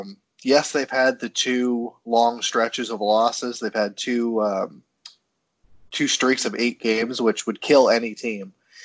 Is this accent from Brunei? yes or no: no; Moncton, New Brunswick, Canada; moved away; it's my hometown